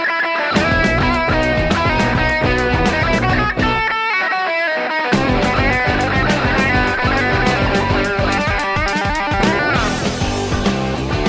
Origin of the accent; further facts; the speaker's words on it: New York City, New York, United States; our house where I grew up in Bensonhurst, Brooklyn